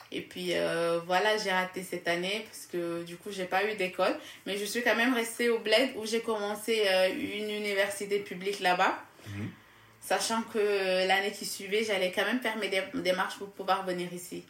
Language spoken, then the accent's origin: French; Casamance, Senegal; moved away as an adult; now in France; je viens du sud du Sénégal